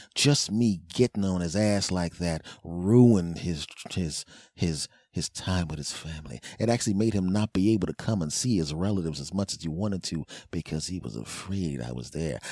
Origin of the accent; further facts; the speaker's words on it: East Coast, United States; also born or lived in California; I'm an East Coast guy. I grew up on the East Coast. Was raised on the East Coast.